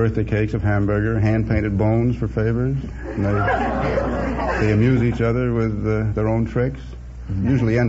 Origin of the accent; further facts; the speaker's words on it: Scranton, Pennsylvania, United States; moved away; I come from Scranton, Pennsylvania.